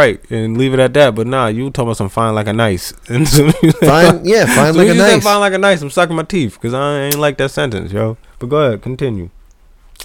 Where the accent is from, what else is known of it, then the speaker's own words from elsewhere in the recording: New Jersey, United States; We're from Jersey